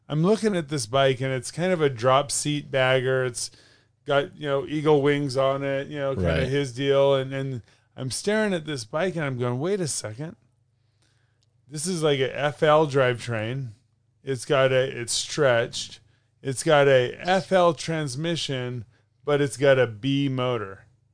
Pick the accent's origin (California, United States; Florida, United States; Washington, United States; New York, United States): California, United States; Northern; We're from Northern California, sure.